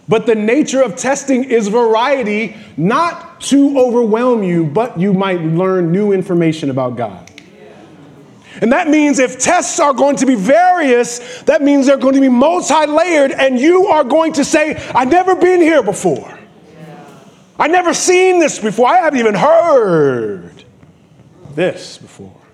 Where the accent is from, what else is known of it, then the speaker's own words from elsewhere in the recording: New York, United States; born there; I, I was born in New York. I, I, I moved back here.